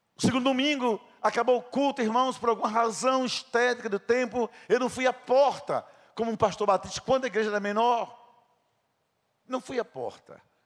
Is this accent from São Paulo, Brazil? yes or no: no; Princesa Isabel, Paraíba, Brazil; Era o sítio onde eu nasci